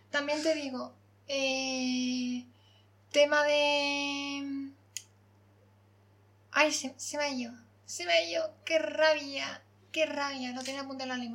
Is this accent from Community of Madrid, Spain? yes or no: no; Córdoba, Andalusia, Spain; soy cordobesa